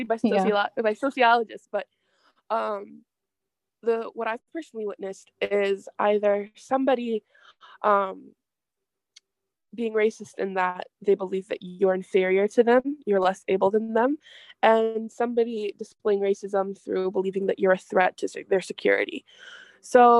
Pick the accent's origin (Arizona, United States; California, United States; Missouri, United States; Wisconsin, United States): Wisconsin, United States; Milwaukee; I was born and raised in Milwaukee, Wisconsin